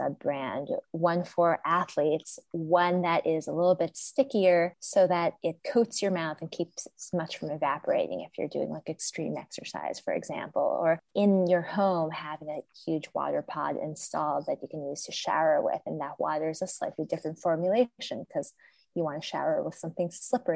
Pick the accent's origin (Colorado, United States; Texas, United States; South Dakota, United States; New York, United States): Colorado, United States; also born or lived in California; I'm from Colorado. I was born in California and I've spent a lot of time there, lived there sometimes over the course of my life